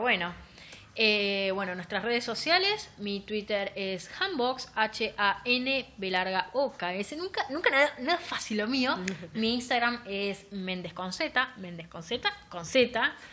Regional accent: La Plata, Buenos Aires Province, Argentina; nosotros somos platense

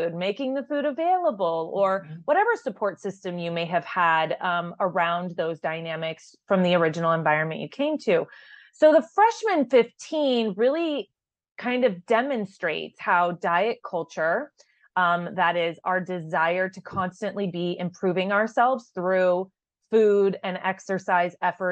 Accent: Tucson, Arizona, United States; I grew up in Tucson, so I am genuinely a Wildcat at heart

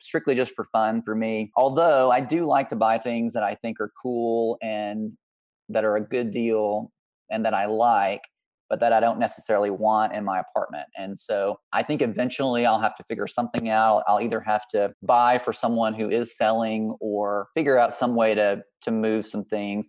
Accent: Mississippi, United States; also born or lived in Texas; now in Midwest, United States; I'm from Mississippi originally, so I'm influenced by, you know, growing up in the South

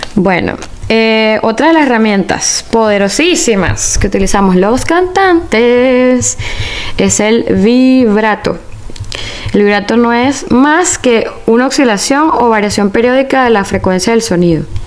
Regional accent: Caracas, Capital District, Venezuela; yo soy de Caracas, Venezuela

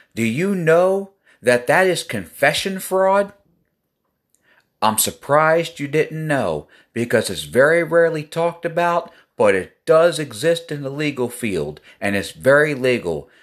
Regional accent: Elkton, Maryland, United States; I'm from Elkton, Maryland.

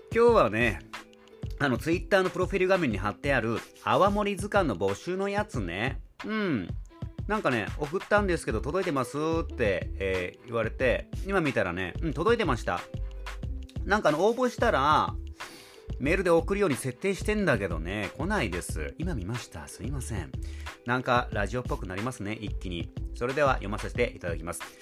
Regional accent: Nago, Okinawa, Japan; 名護市、私の地元であります名護市

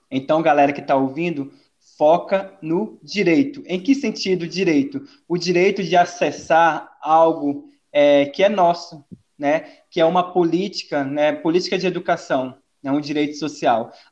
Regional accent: Pará, Brazil; also born or lived in Goiás; now in Portugal; Assim eu consigo fazer uma referência de que eu vim do Pará, fui para o interior de Goiás e saí do Brasil para ir para o interior é, de Portugal, uma cidade histórica, né?

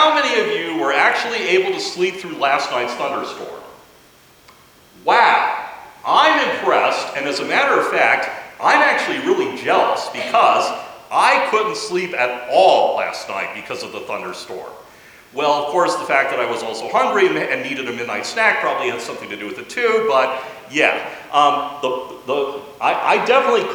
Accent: United States; As Americans, And especially as American Christians

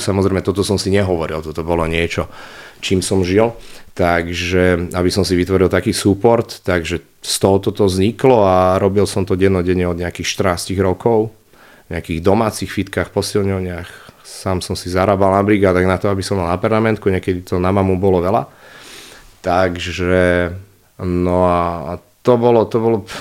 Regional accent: Nitra, Nitra Region, Slovakia; Ja som z Nitry viac menej, z okolia Nitry

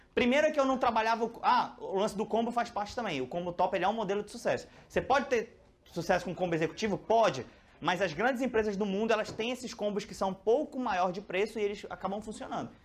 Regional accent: Manaus, Amazonas, Brazil; eu sou de Manaus

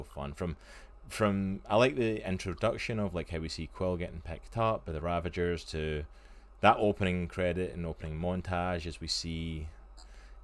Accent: Scotland, United Kingdom; I am Scottish

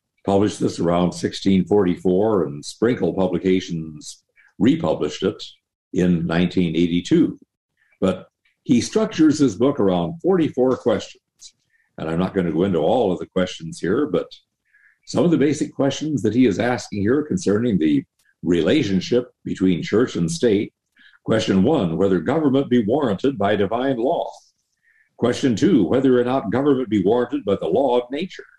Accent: South Dakota, United States; my home state of South Dakota

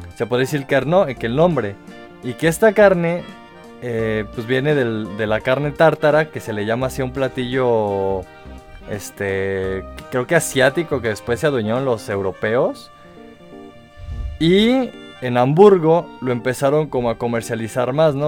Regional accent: Mexico; los que somos de México

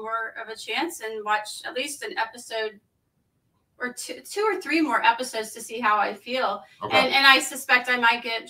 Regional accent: near Galveston Island, Texas, United States; I grew up near Galveston Island in Texas

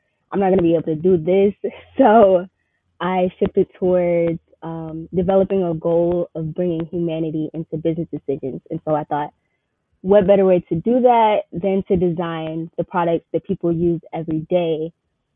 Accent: Riverdale, Georgia, United States; I'm from Riverdale, Georgia

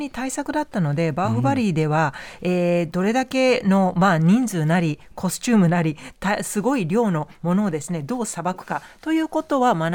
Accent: Telugu-speaking region, India; moved away; 私の出身地テルグ語圏ですね

